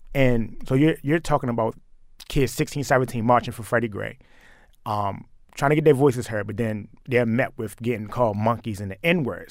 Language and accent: English; Baltimore, Maryland, United States; growing up in Baltimore